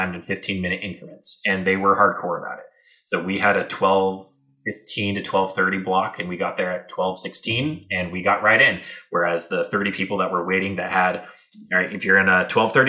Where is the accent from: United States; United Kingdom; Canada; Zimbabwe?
United States; San Diego, California; San Diego, my hometown